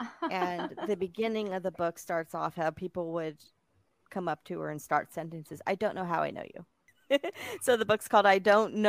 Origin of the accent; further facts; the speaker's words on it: Bakersfield, California, United States; Fresno is a town about an hour away from my hometown